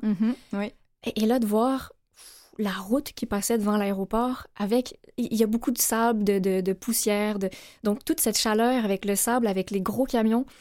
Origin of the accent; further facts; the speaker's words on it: Laval, Quebec, Canada; moved away; also born or lived in Cambodia; on a grandi à Laval, et en 2009, on a eu la chance de déménager